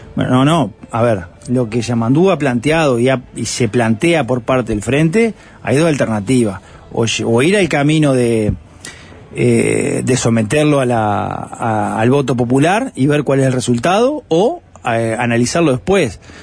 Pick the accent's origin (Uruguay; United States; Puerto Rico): Uruguay; Canelones; yo soy canario de la capital canaria y me considero el interior